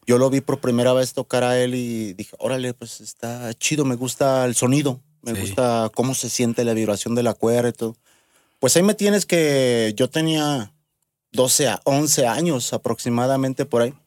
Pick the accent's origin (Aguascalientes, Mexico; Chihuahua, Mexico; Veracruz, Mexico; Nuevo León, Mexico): Aguascalientes, Mexico; soy nacido aquí en Aguascalientes